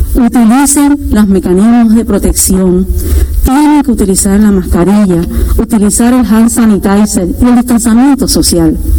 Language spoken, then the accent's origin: Spanish; Puerto Rico